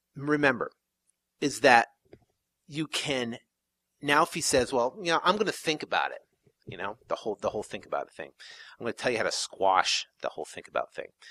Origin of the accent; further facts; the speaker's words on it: South Burlington, Vermont, United States; moved away; back east, I'm from Vermont originally, in a small little town in uh, called South Burlington